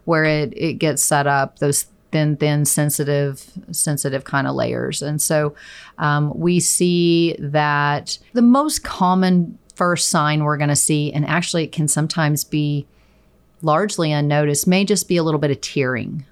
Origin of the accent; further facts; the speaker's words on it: Chickasha, Oklahoma, United States; now in Stillwater, United States; I am originally from Chickasha, Oklahoma